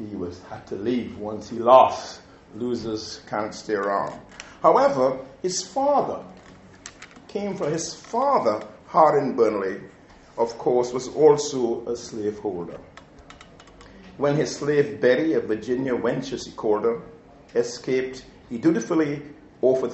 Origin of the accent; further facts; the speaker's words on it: Trinidad & Tobago; when I was growing up in Tagalog, Trinidad